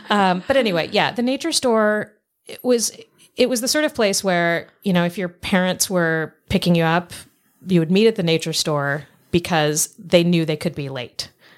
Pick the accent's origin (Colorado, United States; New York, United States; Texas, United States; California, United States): Colorado, United States; Denver; I grew up in Denver.